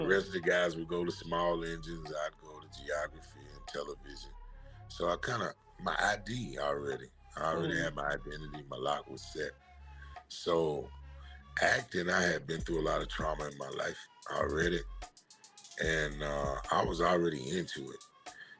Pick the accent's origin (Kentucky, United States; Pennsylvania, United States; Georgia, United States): Kentucky, United States; Bowling Green; I'm from Bowling Green. I am Bowling Green.